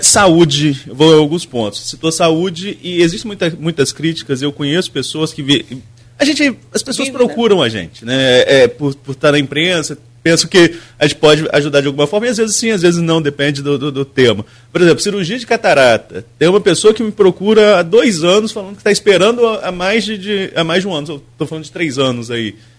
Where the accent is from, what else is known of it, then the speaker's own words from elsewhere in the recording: Atafona, Rio de Janeiro, Brazil; eu sou de Atafona